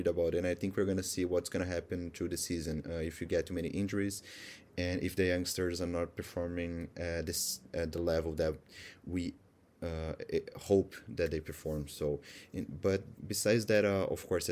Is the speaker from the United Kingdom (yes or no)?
no; Brazil; I also write some stuff in Portuguese as well, as I'm from Brazil